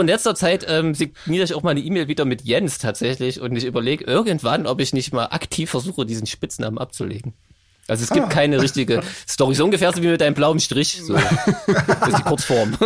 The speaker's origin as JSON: {"language": "German", "town": "Gera", "region": "Thuringia", "country": "Germany", "said": "ich komme aus Gera"}